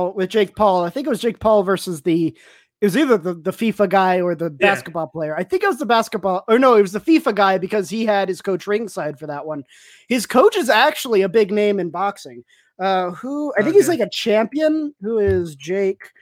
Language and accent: English; El Paso, Texas, United States; I'm from El Paso, too